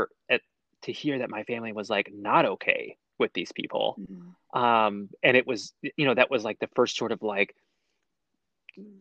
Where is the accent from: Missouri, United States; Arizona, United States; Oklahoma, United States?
Oklahoma, United States; Texas County; I'm from Texas County, Oklahoma, which was literally, right on the other side of the border there